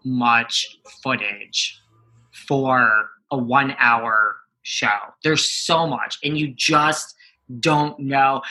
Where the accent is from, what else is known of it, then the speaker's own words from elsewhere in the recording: New York, United States; I'm from New York